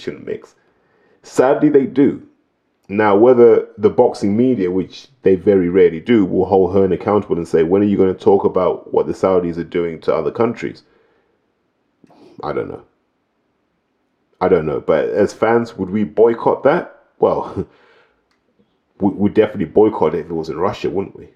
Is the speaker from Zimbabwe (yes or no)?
yes; Zimbabwe; now in United Kingdom; I grew up in Zimbabwe